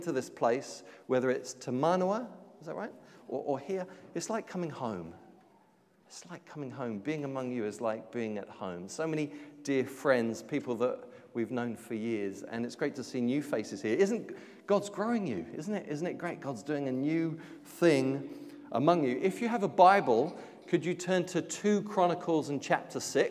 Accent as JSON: {"language": "English", "region": "London", "country": "United Kingdom", "tie": "born or raised there", "moved": "yes", "lives_now": "Auckland, New Zealand", "said": "Born in London, but now living in Sandringham."}